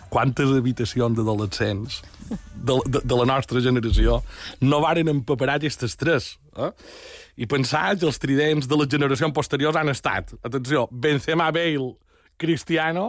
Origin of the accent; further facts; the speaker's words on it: Pollença, Balearic Islands, Spain; el meu poble